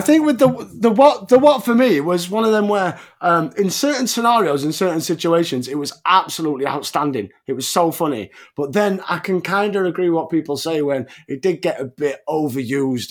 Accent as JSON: {"language": "English", "region": "England", "country": "United Kingdom", "said": "as an Englishman"}